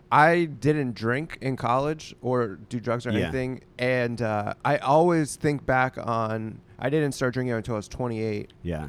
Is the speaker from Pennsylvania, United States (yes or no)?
yes; Pittsburgh, Pennsylvania, United States; it was more bro-y than where I grew up in Pittsburgh.